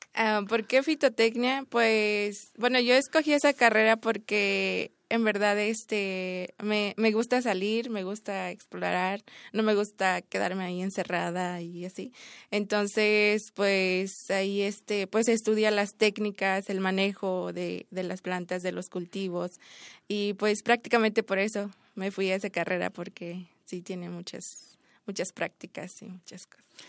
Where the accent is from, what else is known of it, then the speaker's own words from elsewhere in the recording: Chiapas, Mexico; moved away; yo hablo tzotzil y soy del estado de Chiapas